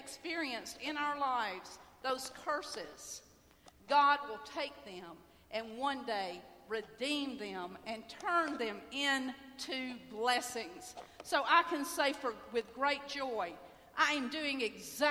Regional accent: Homewood, Alabama, United States; also born or lived in Birmingham, Alabama; I grew up in Birmingham, Alabama. I grew up in Homewood, Alabama

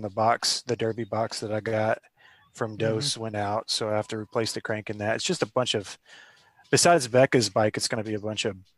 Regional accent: Sumter, South Carolina, United States; now in Columbia, United States; I'm from Sumter. I now reside in Columbia, South Carolina

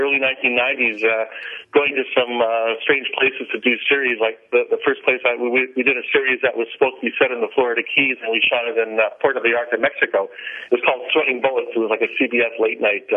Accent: Canada; I'm a Canadian

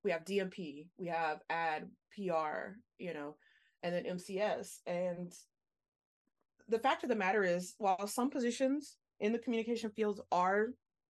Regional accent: Louisiana, United States; moved away; I'm from Louisiana originally

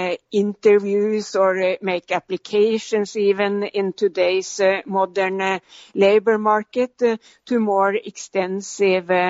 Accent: Norway; moved away; my home country, Norway

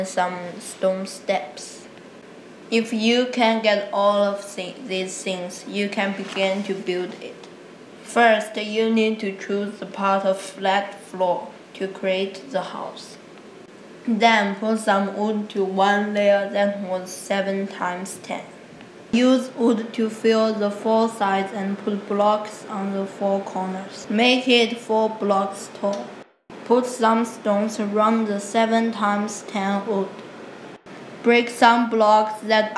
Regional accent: Nanjing, Jiangsu, China; English is a second language; moved away; I'm from Nanjing, China

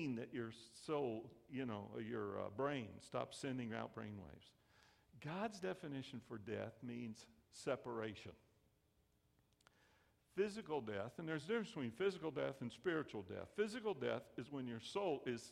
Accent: the South, United States; I grew up in the South

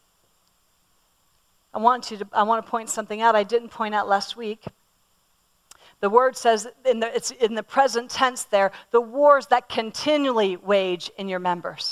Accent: Pennsylvania, United States; I'm from Pennsylvania, and all around my home where I grew up, we have Amish

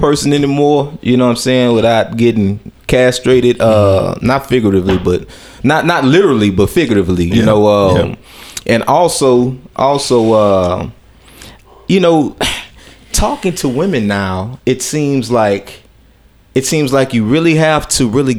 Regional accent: Texas, United States; accent: Texas native accent

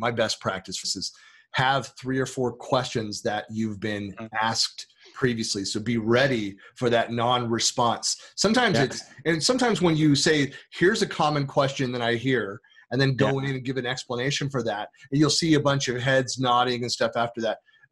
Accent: United States; being an American

